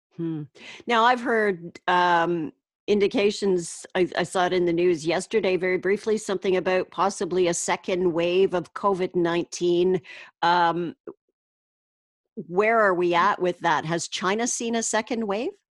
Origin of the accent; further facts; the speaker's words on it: Canada